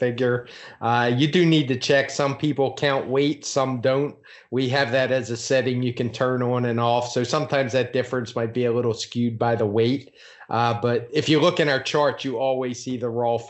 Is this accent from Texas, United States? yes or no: no; Baltimore, Maryland, United States; I'm from there. I grew up in Baltimore, Maryland